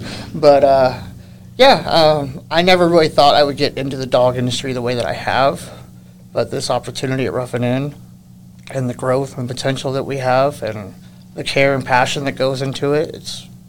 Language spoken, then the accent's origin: English; Los Angeles, California, United States; So I grew up in Los Angeles.